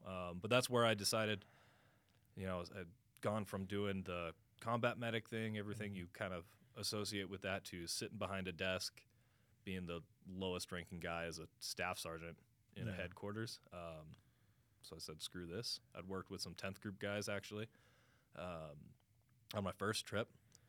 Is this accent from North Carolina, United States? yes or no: no; Grand Junction, Colorado, United States; Grand Junction, Colorado.